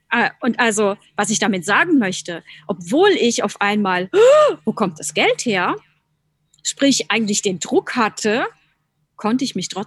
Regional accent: Rhineland-Palatinate, Germany; Äh, ich komme ja aus der Pfalz und ich liebe die Pfalz.

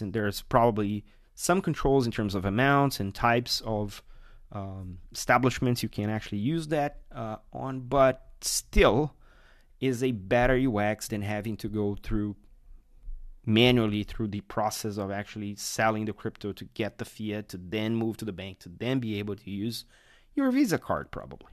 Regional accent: Brazil; my home country, Brazil.

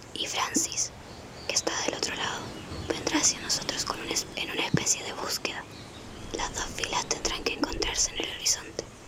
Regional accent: Cuba; Yo soy cubana, soy la curadora

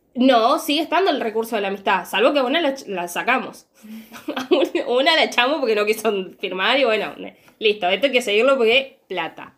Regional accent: Argentina; yo soy argentina

